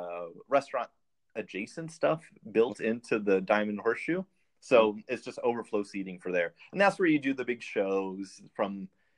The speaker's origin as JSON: {"language": "English", "region": "California", "country": "United States", "tie": "born or raised there", "said": "I grew up in California"}